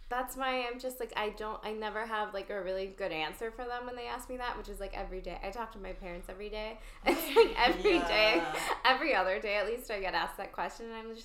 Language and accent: English; Texas, United States; moved away as an adult; now in Los Angeles, United States; the part of Texas that I'm from.